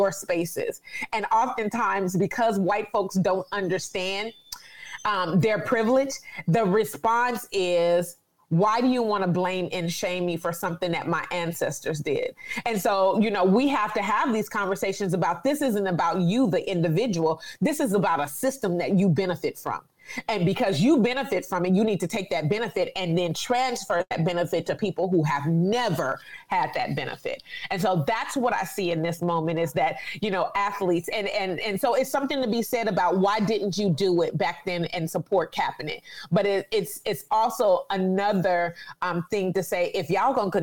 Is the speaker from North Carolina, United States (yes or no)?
no; California, United States; I'm from California